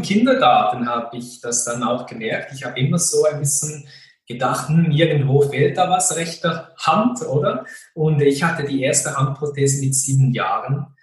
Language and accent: German; western Switzerland, Fribourg, Switzerland; ich bin sehr behütet äh, und geborgen aufgewachsen im Freiburger Land in der Westschweiz.